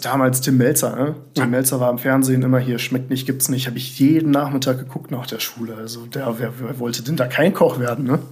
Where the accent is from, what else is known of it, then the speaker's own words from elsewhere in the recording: Bonn, North Rhine-Westphalia, Germany; also born or lived in Bremerhaven / Melbourne; so geboren bin ich in Bremerhaven. Ah, ja, klar. Aber seit meinem zweiten Lebensjahr bin ich in Bonn aufgewachsen